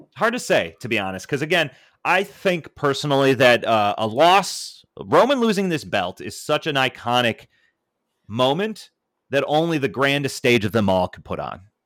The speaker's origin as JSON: {"language": "English", "town": "Buffalo", "region": "New York", "country": "United States", "tie": "born or raised there", "said": "It was in our hometown"}